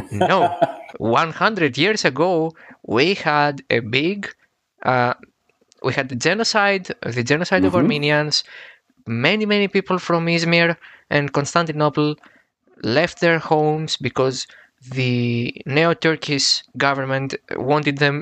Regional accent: Athens, Attica, Greece; I'm from Athens, Greece

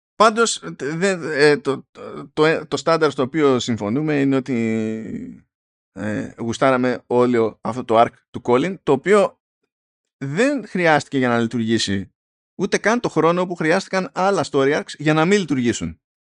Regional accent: Greece; είμαι Έλληνας

